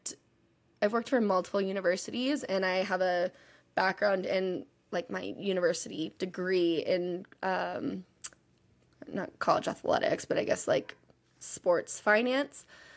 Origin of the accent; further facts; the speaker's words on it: Texas, United States; I'm from Texas, kind of, but I've lived literally all over.